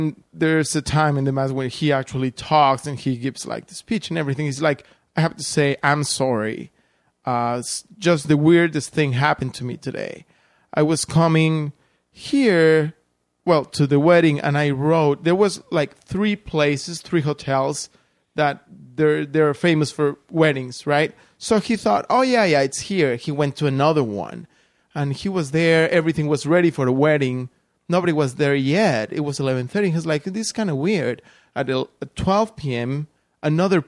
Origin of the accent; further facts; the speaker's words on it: Guatemala City, Guatemala Department, Guatemala; moved away; In Guatemala, yeah, my hometown